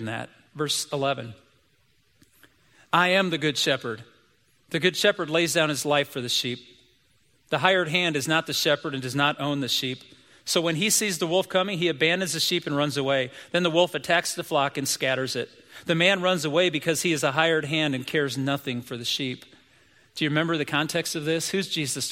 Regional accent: United States; I'm an American kid

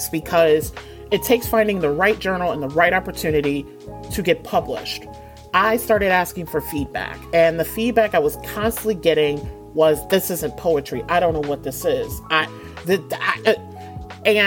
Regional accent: Detroit, Michigan, United States; moved away as an adult; now in New England, United States; I'm originally from Detroit, born and raised, what up, though? From the West Side

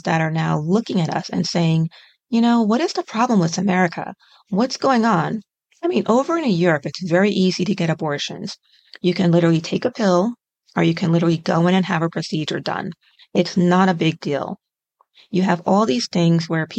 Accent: United States; as an American

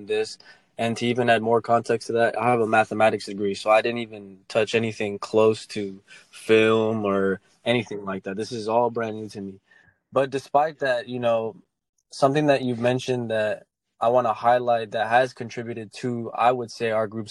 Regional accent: Dallas, Texas, United States; I'm from Dallas, Texas. I grew up here.

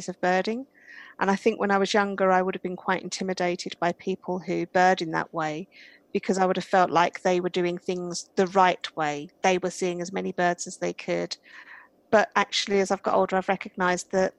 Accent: United Kingdom; accent: British; I'm British, as you might be able to tell from my accent.

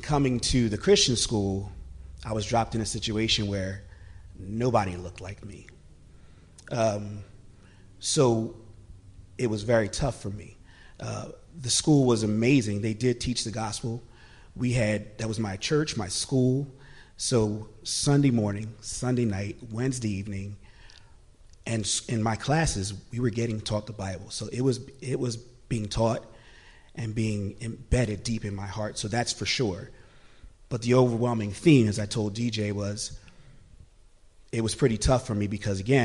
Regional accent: Philadelphia, Pennsylvania, United States; I was born in Philadelphia

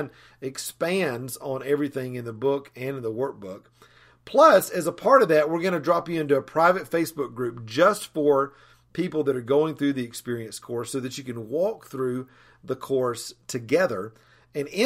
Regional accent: Asheville, North Carolina, United States; I'm from Asheville, North Carolina

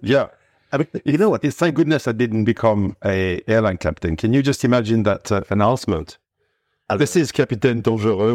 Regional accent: Cannes, Provence-Alpes-Côte d'Azur, France; moved away as an adult; now in Noordhoek, South Africa; I was born in Cannes, in the hmm. south of France, uh, in a typical Provençal family.

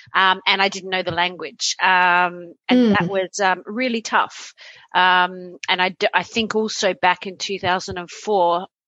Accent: Australia; moved away as an adult; now in Sweden; I came from Australia where I was, I was single. I went out a lot.

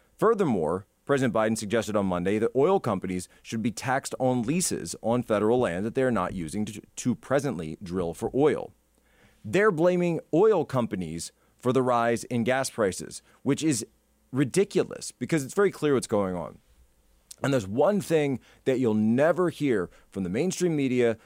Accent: Philadelphia, Pennsylvania, United States; I'm from the Philly area

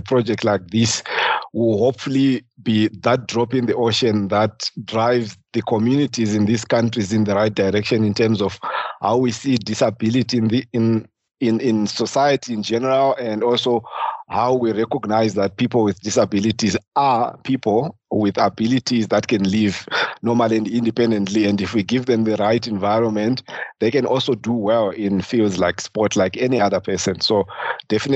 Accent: Zimbabwe; moved away as an adult; now in Germany; I'm from Zimbabwe and I'm a wheelchair tennis player

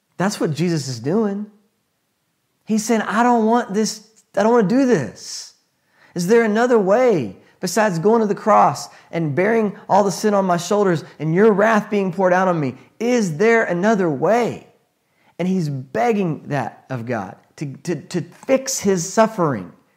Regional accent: United States; as an American

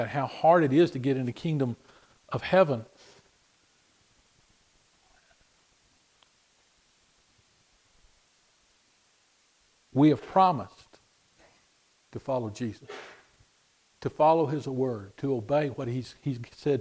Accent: United States; We're an English-speaking nation

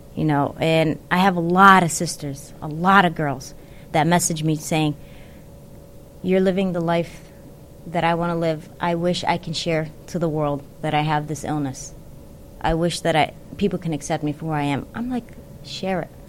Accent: Yemen; I'm from Yemen

